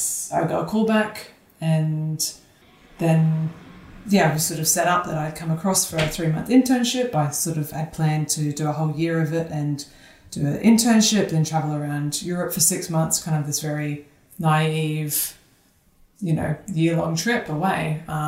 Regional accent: Sydney, New South Wales, Australia; So I'm originally from Sydney, Australia. I think I've lost my accent, but I'd like to think it sometimes appears.

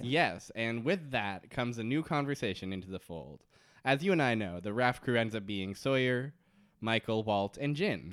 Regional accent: Canada

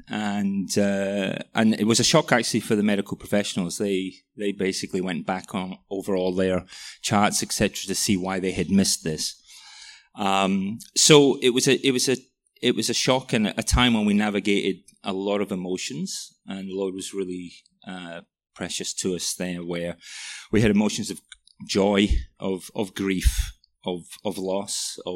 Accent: Welsh, Wales, United Kingdom; moved away as an adult; now in Melbourne, Australia; I'm Welsh as well

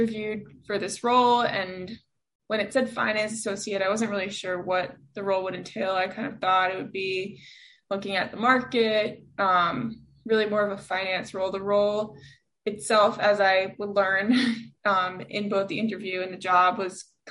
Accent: New York City, New York, United States; I am a born and bred New Yorker. I grew up on the Upper West Side of Manhattan

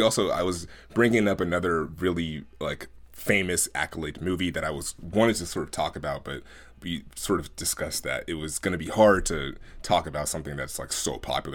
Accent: Oakland, California, United States; growing up in Oakland, at, being at my grandmother's house almost every day during the summer and oftentimes after school

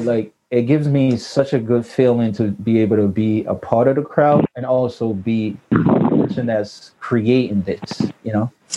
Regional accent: New York, United States; I grew up in New York

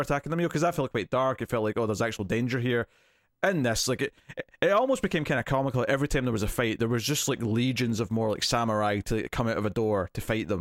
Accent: Scotland, United Kingdom

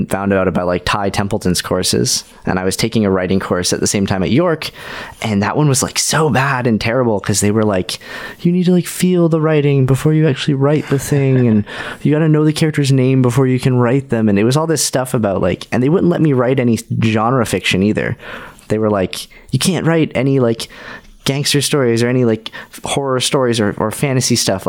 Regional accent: London, Ontario, Canada; also born or lived in Winnipeg / Toronto; I lived in London, Ontario as a kid.

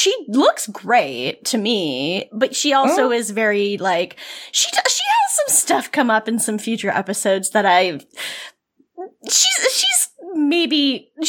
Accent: Canada; I'm Canadian.

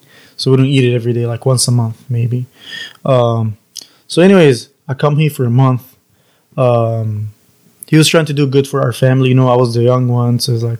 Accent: Egypt; English is a second language; also born or lived in Queens, New York / Florida; now in United States; From Egypt. I'm Egyptian.

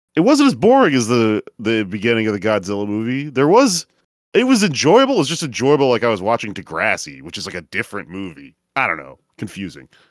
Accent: Texas, United States; I grew up in Texas

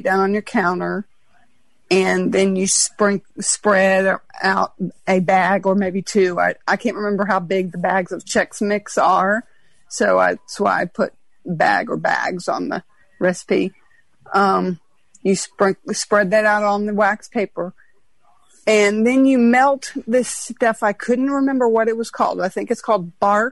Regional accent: New Orleans, Louisiana, United States; also born or lived in Texas; I am from New Orleans

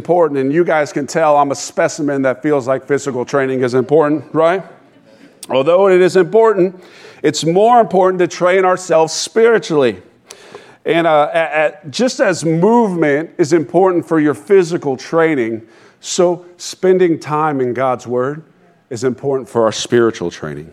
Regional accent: Sanford, Florida, United States; I was raised in Sanford, graduated from Seminole High School

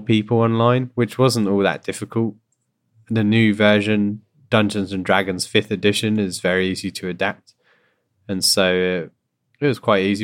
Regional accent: United Kingdom; now in Canada; my background in general is that I'm from Britain, as you can hear. I moved to Canada.

